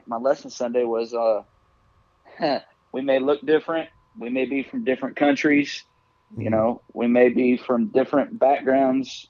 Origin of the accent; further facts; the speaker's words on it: United States; I'm from the United States